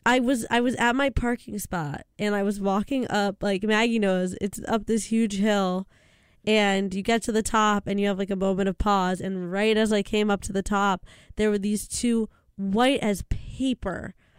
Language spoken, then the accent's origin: English; Canada; I'm Canadian